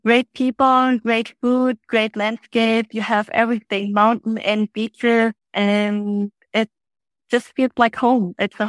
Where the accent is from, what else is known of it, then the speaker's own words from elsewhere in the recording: Germany; now in Phu Quoc, Vietnam; I come from Germany